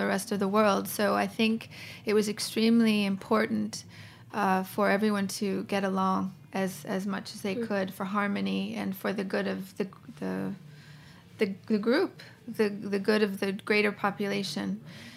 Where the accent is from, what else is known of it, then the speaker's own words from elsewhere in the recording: New York City, New York, United States; moved away as an adult; also born or lived in Italy / France; now in Tokyo, Japan; I'm from New York City, but I've lived in many places.